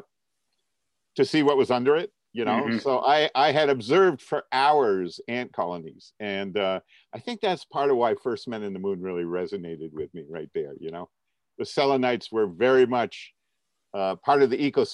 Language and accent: English; Duxbury, Vermont, United States; when I was growing up in Vermont, it was very much a Republican state